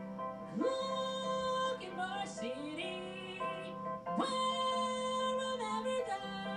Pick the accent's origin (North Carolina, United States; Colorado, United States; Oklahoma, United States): North Carolina, United States; Salisbury; my hometown church, Gospel Light Baptist Church in Salisbury, North Carolina